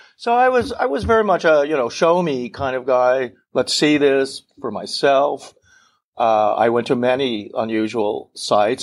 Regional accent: United States; also born or lived in France; I grew up in Colorado, Montana

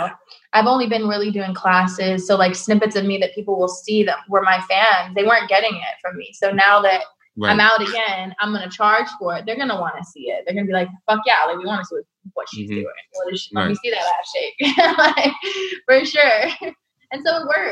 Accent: Bay Area, California, United States; I'm from the Bay Area

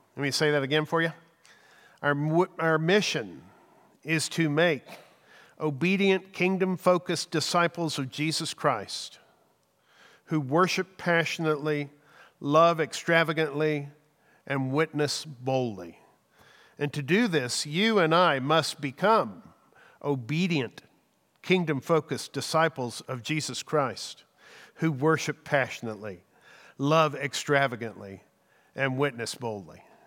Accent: Texas, United States; I love being a Texan

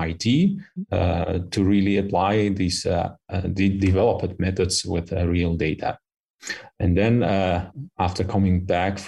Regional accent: Kyrgyzstan; moved away as an adult; also born or lived in Istanbul, Turkey; now in Switzerland; I did my high school in my home country, Kyrgyzstan. Then I moved to Istanbul for my bachelor

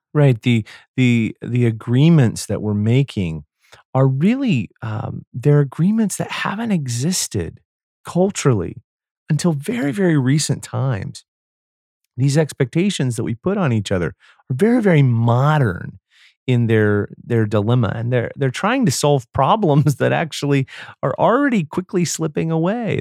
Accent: United States; I was from the United States

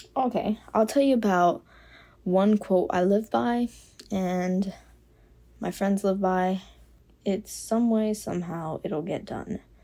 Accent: Miami, Florida, United States; moved away as an adult; now in Gainesville, United States; I am from Miami, Florida

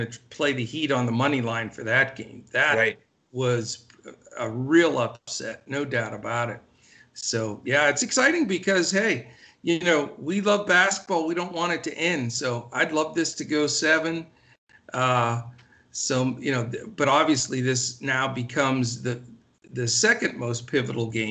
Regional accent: Pennsylvania, United States; moved away; I'm originally from Pennsylvania

